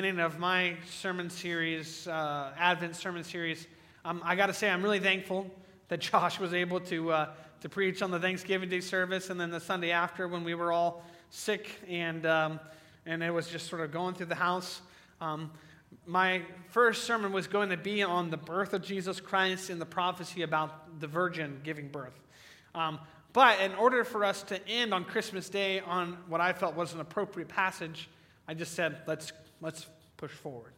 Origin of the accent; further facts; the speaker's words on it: Crawfordsville, Indiana, United States; my hometown, Crawfordsville